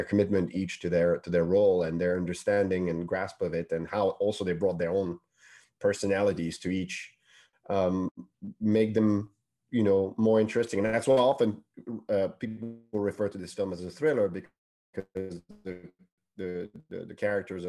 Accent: Paris, Île-de-France, France; English is a second language; moved away as an adult; now in United Kingdom; English is not my first language. You know, I'm born and bred in Paris.

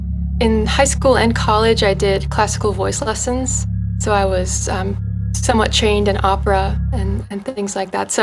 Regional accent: the Poconos, Pennsylvania, United States; moved away; I grew up in the Poconos, Pennsylvania, and I'm back here now ever since the pandemic

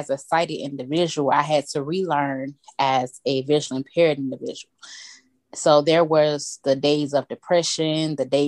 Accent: Atlanta, Georgia, United States; born and raised in Atlanta, Georgia

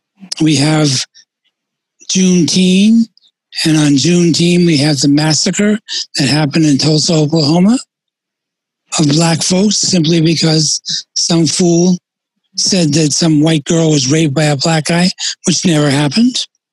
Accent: Puerto Rico; also born or lived in United States; I grew up in both in the United States and in Puerto Rico, and there are two different cultures and two different ways of viewing race relations.

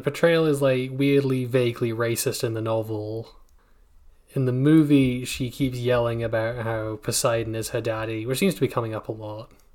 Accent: United Kingdom; I'm British

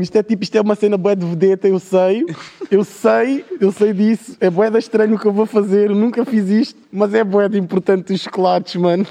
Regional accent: Cascais, Lisbon, Portugal; as nossas festas de Cascais, que são as minhas festas de eleição, porque são na minha terra, são na minha zona, eu sempre frequentei, desde miúdo

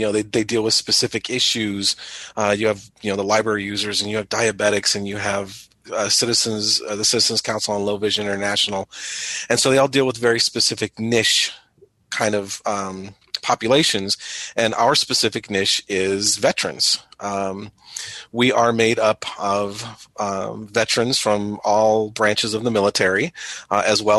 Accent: Southern California, United States; moved away as an adult; now in Springfield, United States; I am currently from Springfield, Illinois, but not originally. I'm from Southern California

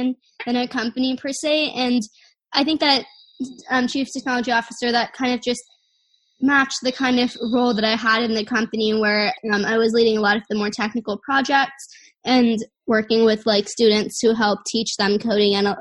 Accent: Silicon Valley, California, United States; growing up in Silicon Valley

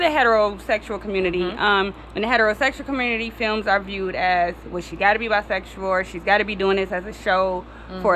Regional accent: Detroit, Michigan, United States; also born or lived in Kansas City; I am from Detroit, born and raised

